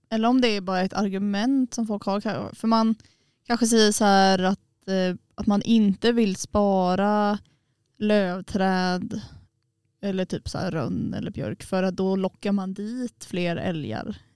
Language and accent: Swedish; Småland, Sweden; ja, jag är ju från Småland